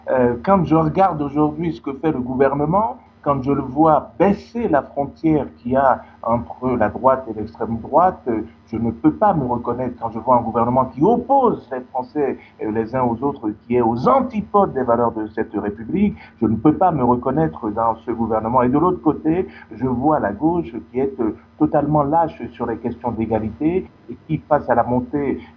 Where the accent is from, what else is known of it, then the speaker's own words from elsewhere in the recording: Île-de-France, France; Je sais que je viens des banlieues. Je sais que je viens de Seine-Saint-Denis.